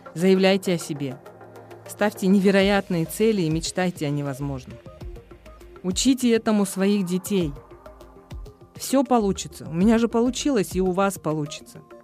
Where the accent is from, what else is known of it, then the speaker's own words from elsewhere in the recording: Kyzyl-Kiya, Batken Region, Kyrgyzstan; в родном городе